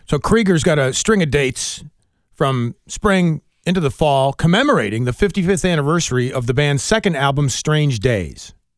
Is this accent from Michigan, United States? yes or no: no; Wilmington and Bennington, Vermont, United States; I grew up partially in Wilmington and Bennington, Vermont